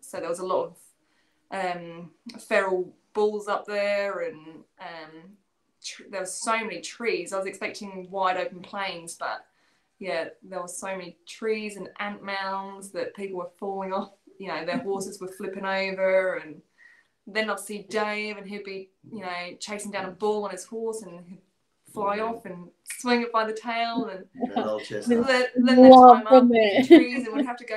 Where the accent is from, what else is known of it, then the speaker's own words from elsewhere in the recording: England, United Kingdom; moved away as an adult; also born or lived in Queensland, Australia; now in Victoria, Australia; I'm from England. My parents have a farm over there, and I was brought up around dogs, cattle and sheep